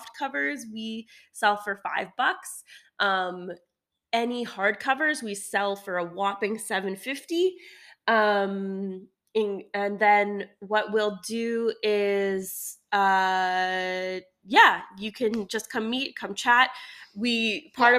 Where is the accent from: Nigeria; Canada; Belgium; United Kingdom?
Canada; we're Canadian